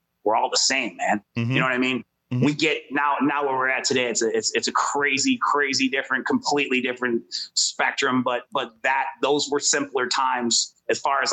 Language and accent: English; Detroit, Michigan, United States; we grew up in the city